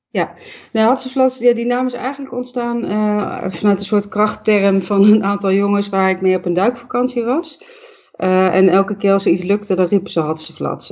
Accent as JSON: {"language": "Dutch", "country": "Netherlands", "said": "ik kom uit Nederland"}